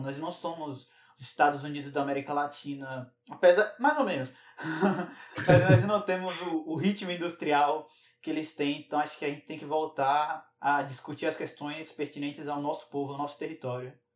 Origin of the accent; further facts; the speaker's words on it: Northeast Region, Brazil; eu, enquanto nordestino, enquanto sertanejo